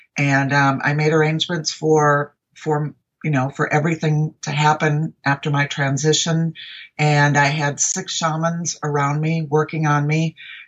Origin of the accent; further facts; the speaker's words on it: Minneapolis, Minnesota, United States; now in Arizona, United States; I'm a transplant from Minneapolis, Minnesota, which I still call home even after 36 years of being in Arizona.